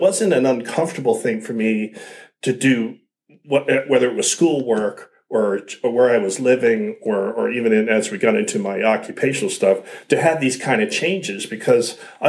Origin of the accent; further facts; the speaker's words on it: Upper Marlboro, Maryland, United States; also born or lived in Pennsylvania; I was born in Bethesda and okay. raised at different parts of Maryland and Pennsylvania.